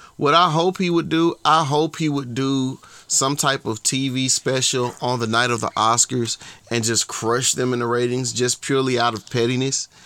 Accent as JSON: {"language": "English", "region": "Georgia", "country": "United States", "said": "from Georgia"}